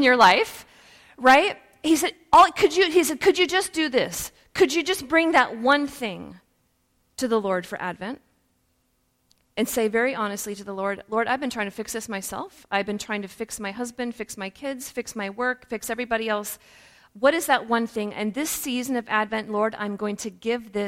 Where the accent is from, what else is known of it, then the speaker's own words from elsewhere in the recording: Woodland, Washington, United States; also born or lived in Ballard, Seattle, Washington; now in Texas, United States; I'm actually from the Northwest. I grew up in Woodland, Washington